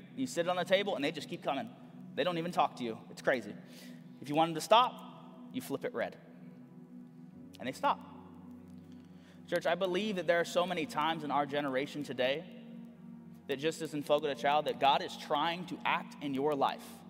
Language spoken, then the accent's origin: English; Corpus Christi, Texas, United States; also born or lived in San Antonio; We're from Corpus